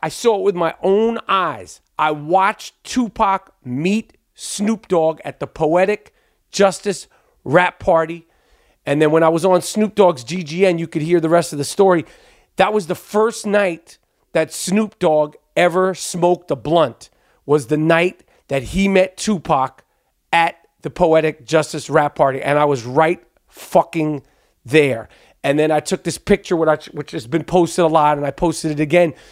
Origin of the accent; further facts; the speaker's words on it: New York, United States; accent: New York; my New York accent